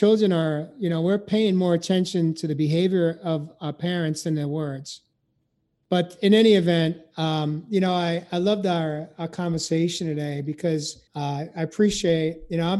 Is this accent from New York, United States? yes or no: yes; New York, United States; I grew up in New York